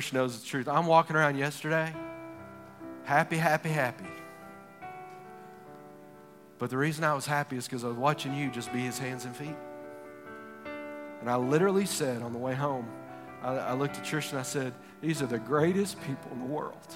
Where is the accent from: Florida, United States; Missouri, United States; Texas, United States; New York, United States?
Texas, United States; I'm from Texas. We have an Alamo